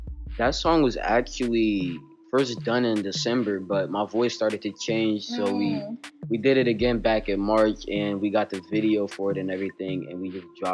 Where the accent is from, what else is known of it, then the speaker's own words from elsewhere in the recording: Newark, New Jersey, United States; Well, I'm 13 and I'm from Newark, New Jersey